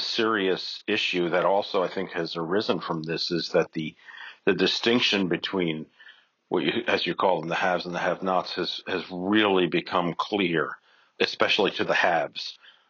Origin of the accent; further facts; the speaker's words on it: New York City, New York, United States; I'm a New Yorker, a native New Yorker, and so I work quickly and I walk fast.